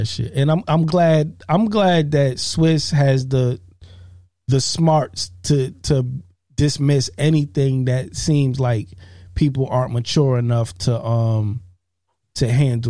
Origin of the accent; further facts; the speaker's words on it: New York City, New York, United States; I'm from Queens, dog.